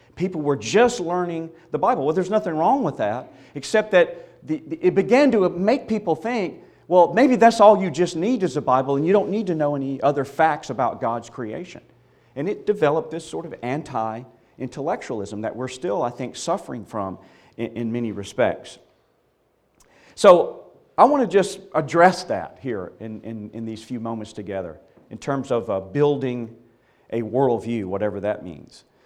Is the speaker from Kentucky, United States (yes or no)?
no; Mississippi, United States; I was born and reared in Mississippi